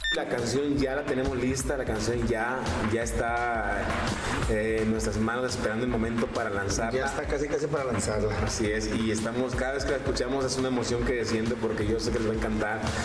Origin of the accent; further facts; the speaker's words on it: Mexico City, Mexico; venimos de Itapalapa, de los barrios